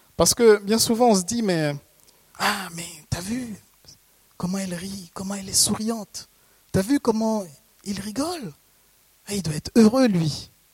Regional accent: Haiti; je viens d'Haïti. C'est un pays où on aime les contes

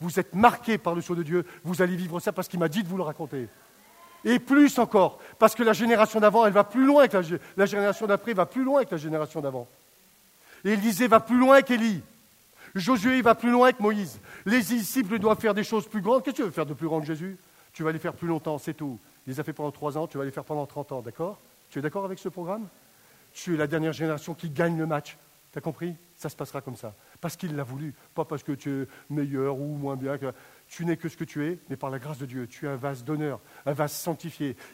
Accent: Grenoble, Auvergne-Rhône-Alpes, France; je viens de Grenoble

